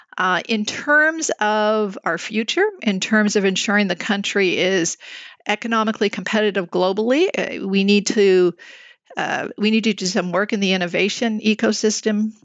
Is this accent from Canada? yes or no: yes; Montreal, Quebec, Canada; now in Toronto, Canada; I'm born and raised in Montreal